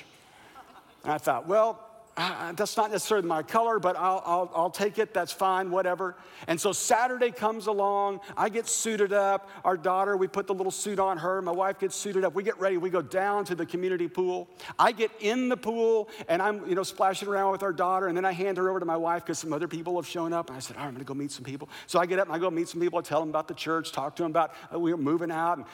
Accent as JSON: {"language": "English", "region": "Kansas", "country": "United States", "tie": "born or raised there", "also_born_or_lived": "Missouri / Kentucky", "moved": "as an adult", "lives_now": "Southern California, United States", "said": "I grew up in Kansas"}